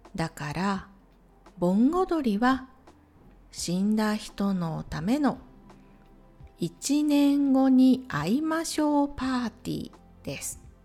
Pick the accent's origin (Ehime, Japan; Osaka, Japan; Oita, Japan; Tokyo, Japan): Ehime, Japan; Matsuyama; 私の地元愛媛県松山市